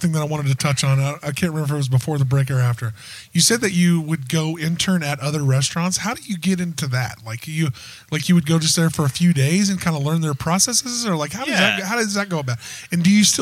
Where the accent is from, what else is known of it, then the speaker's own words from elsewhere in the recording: Wichita, Kansas, United States; I grew up in Wichita